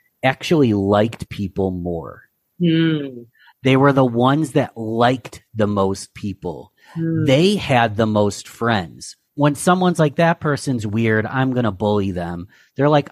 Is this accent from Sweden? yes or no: no; Rochester, New York, United States; my Rochester, New York, my hometown